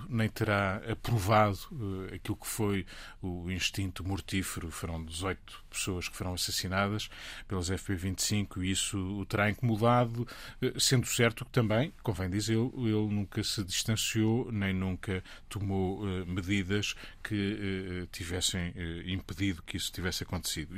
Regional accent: Portugal; Eu, enquanto português

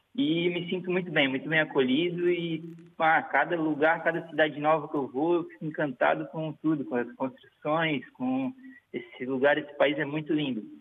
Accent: Florianópolis, Santa Catarina, Brazil; accent: Brazilian; moved away as an adult; also born or lived in Italian ancestry; now in Portugal; sou brasileiro, vim de Santa Catarina, lá do sul do Brasil com a minha esposa

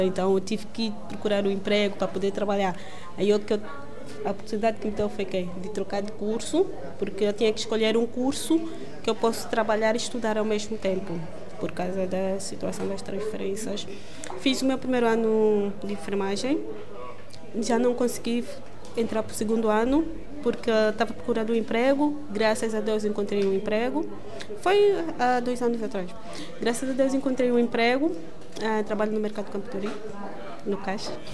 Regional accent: Angola; now in Portugal; Posso até viver em Angola, mas numa outra província, porque na província em que eu cresci

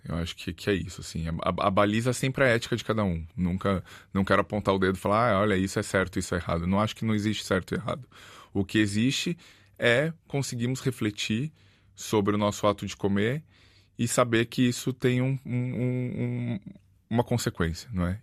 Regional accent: Brazil; now in Porto, Portugal; Eu sou, eu sou do Brasil

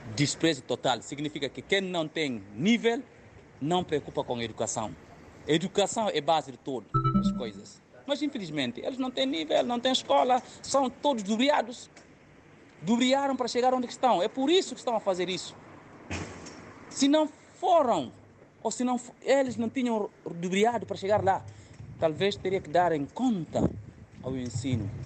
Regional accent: Guinea-Bissau; now in Portugal; Nós, enquanto guineenses

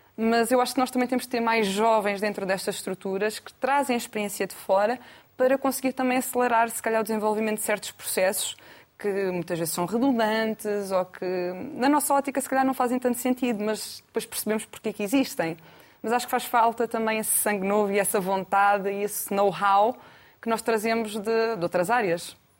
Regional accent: Lisbon, Portugal; Sou de Lisboa também

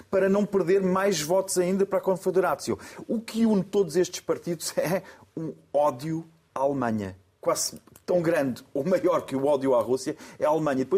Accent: Austria; Eu, por sua vez, não, eu, por sua vez, sou austríaco de origem austríaca, mas tem um nome polaco.

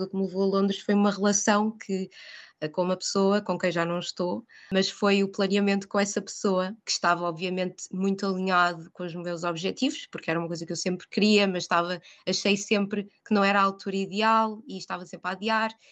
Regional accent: Portugal; moved away as an adult; now in London, United Kingdom; sou portuguesa

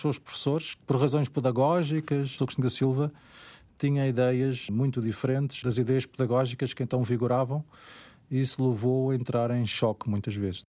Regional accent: Portugal; sendo português

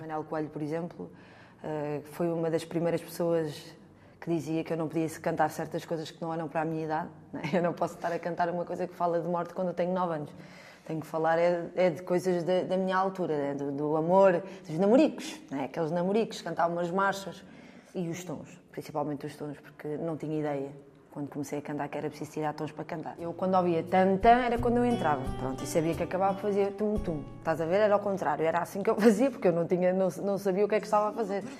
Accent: Lisbon, Portugal; Eu tenho muito orgulho no bairro onde, onde eu nasci e cresci

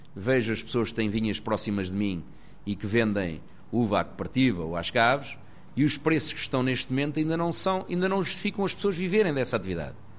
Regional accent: Fogueira, Centro, Portugal; Alguns aqui da Fogueira que andaram comigo na escola

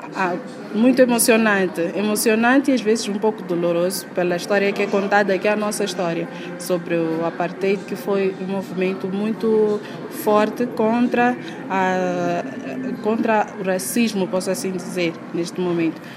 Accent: Mozambique

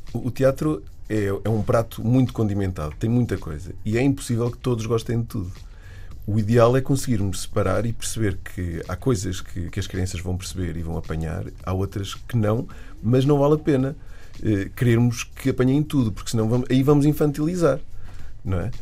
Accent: Viseu, Portugal; moved away as an adult; also born or lived in Aveiro; Eu sou de Viseu e comecei a fazer teatro amador aos 15 anos

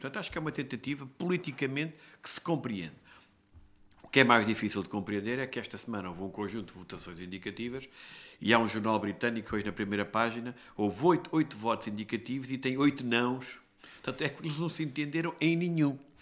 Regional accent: Castelo Branco, Centro, Portugal; eu sou de Castelo Branco

